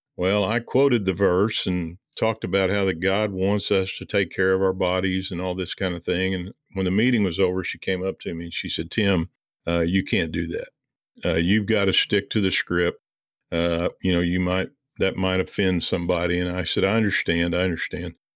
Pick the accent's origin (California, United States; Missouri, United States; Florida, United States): Missouri, United States; I grew up in Missouri uh, originally